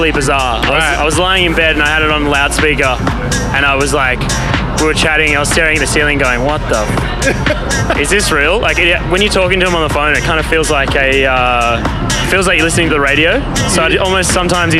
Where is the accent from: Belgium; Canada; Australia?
Australia; Melbourne, Victoria; back home in Melbourne